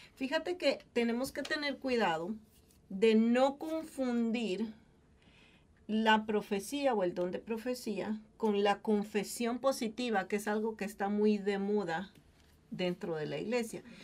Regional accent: Guatemala; moved away as an adult; Cuando yo salí de Guatemala, para, para mí fue muy difícil el haber tenido que dejar a mi familia

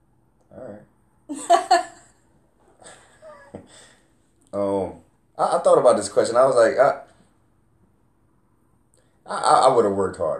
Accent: Camden, New Jersey, United States; I was a kid from Camden

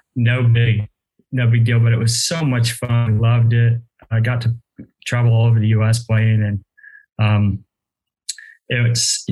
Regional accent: Austin, Texas, United States; also born or lived in Virginia / Washington, D.C. / Baltimore; I grew up in West Austin

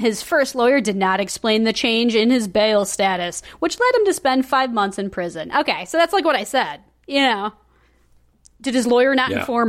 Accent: Germany; I'm German

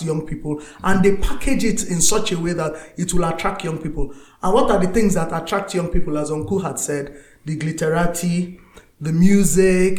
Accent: Port Harcourt, Rivers State, Nigeria; moved away as an adult; now in Northern Nigeria; growing up as a Christian in the south, I grew up in Port Harcourt

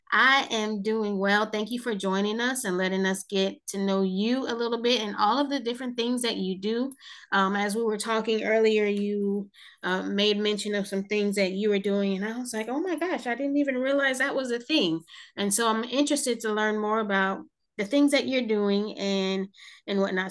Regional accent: New Jersey, United States; moved away; I'm from New Jersey originally, but I say I'm from South Jersey

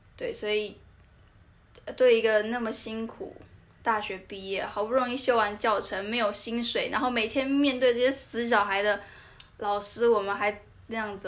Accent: Tainan, Taiwan; moved away as an adult; also born or lived in Taipei; 我们台南人嘛， 我大一，我们刚到台北的时候

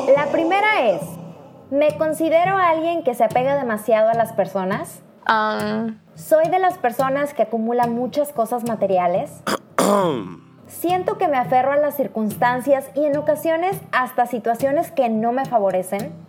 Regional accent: Mexico; moved away as an adult; now in Poland; una mexicana viviendo en Polonia

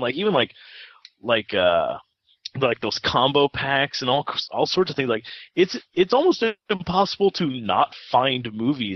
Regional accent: United States; born or raised there

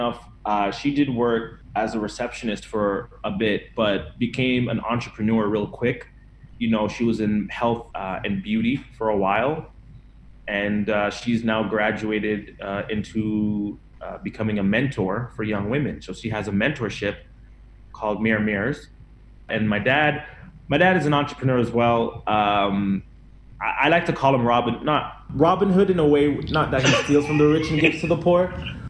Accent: Toronto, Ontario, Canada; also born or lived in Chatham; Like, my birth certificate says Chatham, but I was raised in Toronto. So I went to school in Toronto.

